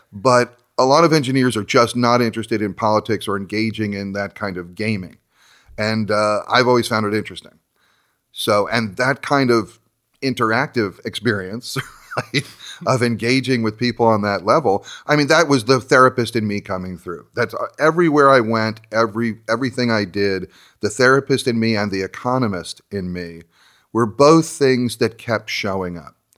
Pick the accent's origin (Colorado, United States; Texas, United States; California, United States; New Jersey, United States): New Jersey, United States; moved away as an adult; growing up in New Jersey, which is where I grew up